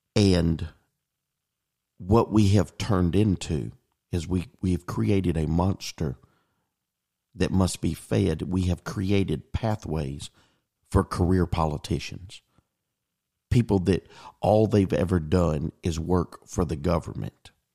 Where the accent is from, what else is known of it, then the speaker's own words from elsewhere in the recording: Pascagoula, Mississippi, United States; as a native of the Mississippi Gulf Coast, growing up in Pascagoula, Mississippi